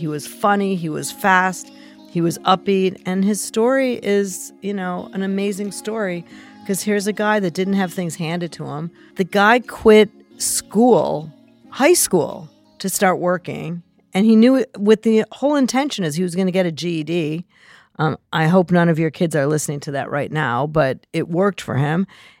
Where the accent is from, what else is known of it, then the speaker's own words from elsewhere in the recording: Chicago, Illinois, United States; now in New Jersey, United States; I am not. I'm originally from Chicago.